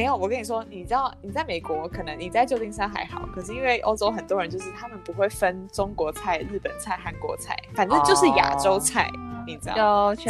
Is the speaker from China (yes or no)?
no; Taiwan; moved away; also born or lived in Europe; 我是台湾来，